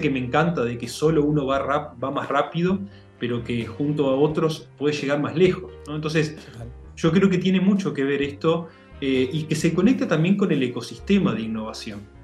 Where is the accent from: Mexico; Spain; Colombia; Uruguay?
Uruguay; Montevideo; nací en Montevideo, eh, estudié, me desarrollé acá